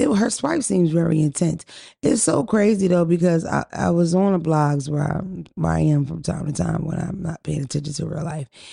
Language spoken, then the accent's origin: English; Atlanta, Georgia, United States; we're from Atlanta